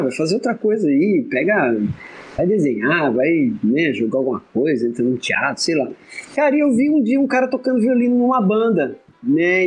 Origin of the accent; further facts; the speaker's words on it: Sorocaba, São Paulo, Brazil; moved away as an adult; also born or lived in Londrina; Quando eu me mudei para Londrina, que eu sou de Sorocaba, eu vim fazer faculdade em Londrina